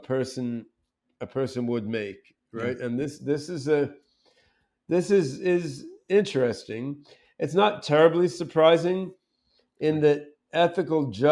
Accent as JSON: {"language": "English", "region": "suburban New Jersey", "country": "United States", "tie": "born or raised there", "also_born_or_lived": "Brazil / Eugene, Oregon", "said": "I was growing up in suburban New Jersey"}